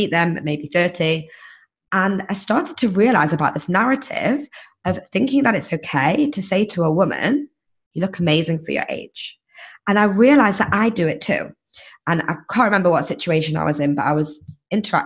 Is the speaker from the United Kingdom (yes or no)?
yes; England, United Kingdom; moved away as an adult; now in United States; I was like, just fresh off the boat from England